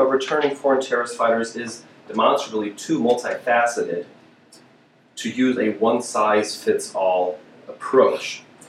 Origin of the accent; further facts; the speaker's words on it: Hamburg, Germany; moved away; my hometown of Hamburg